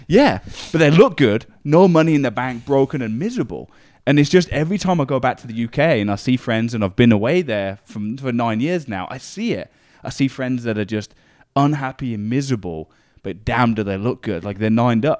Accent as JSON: {"language": "English", "town": "Northampton", "region": "East Midlands", "country": "United Kingdom", "tie": "born or raised there", "moved": "as an adult", "lives_now": "Canada", "said": "I grew up in a hometown called Northampton in England"}